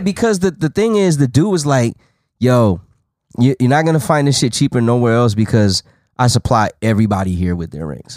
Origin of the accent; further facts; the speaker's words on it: Las Vegas, Nevada, United States; I was from Vegas.